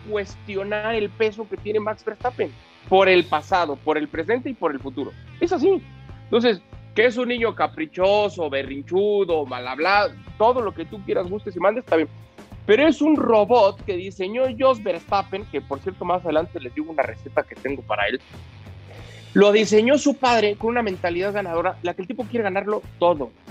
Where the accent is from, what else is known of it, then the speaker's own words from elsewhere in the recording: Mexico; como mexicano